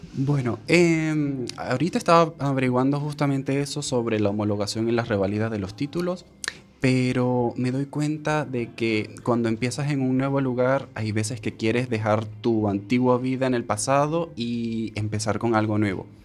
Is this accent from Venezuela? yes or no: yes; Venezuela; moved away as an adult; now in A Coruña, Spain; cuando venimos de Venezuela